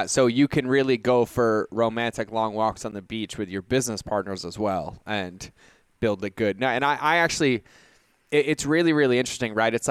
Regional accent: Boston, Massachusetts, United States; moved away as an adult; I grew up in Boston, right? So like, I can go hoopak the cod, like it's all there. But when I joined the military, I left Boston and went to South Carolina.

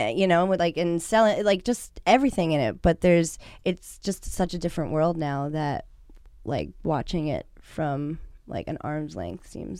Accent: East Coast, United States; now in California, United States; we're from the East Side, we're from the East Coast.

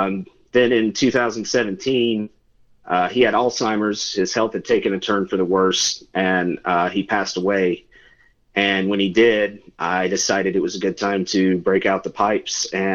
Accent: Old Fort, North Carolina, United States; I'm from a little town called Old Fort. It's about 40 minutes east of Asheville.

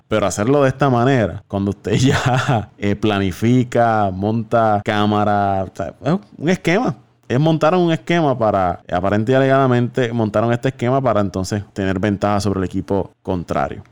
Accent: Puerto Rico; nosotros somos puertorriqueños

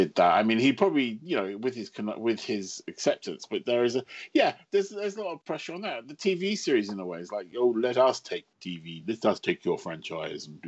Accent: London, United Kingdom; I'm a Londoner.

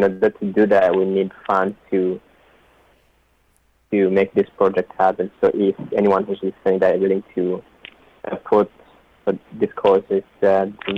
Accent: Rwanda; now in Canada; I grew up in Rwanda

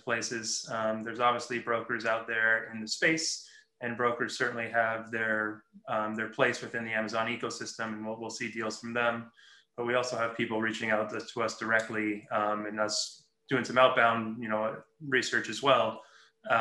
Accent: Los Angeles, California, United States; moved away as an adult; I was born and raised in Los Angeles and recently moved back a few years ago

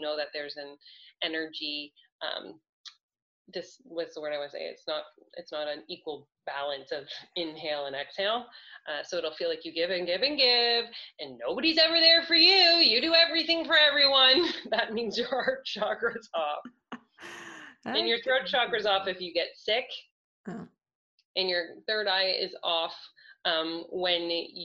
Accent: Canada; I'm Canadian

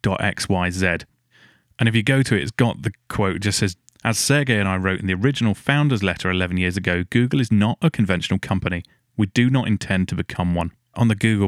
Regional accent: Essex, East of England, United Kingdom; moved away; I'm from Essex originally, so that's kind of my neck of the woods

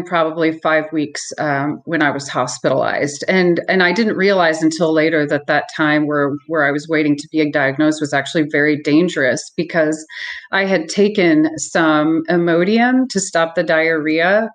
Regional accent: Columbia, Missouri, United States; I'm from Columbia, Missouri.

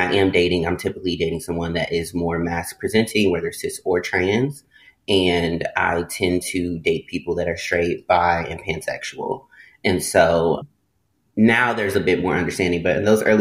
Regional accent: the South, United States; now in Los Angeles, United States; growing up in the South and just being Black and growing up in like the Baptist religion and just real Southern upbringing

